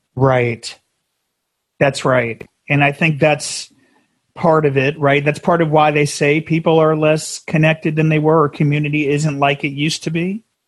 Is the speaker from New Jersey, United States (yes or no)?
yes; New Jersey, United States; now in San Diego, United States; we were New Jersey, and we're we're transplants out here.